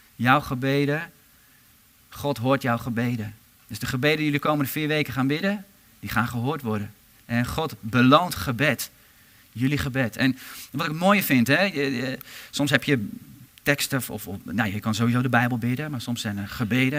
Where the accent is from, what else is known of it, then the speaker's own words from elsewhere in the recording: Harderwijk, Gelderland, Netherlands; ik kom zelf uit Harderwijk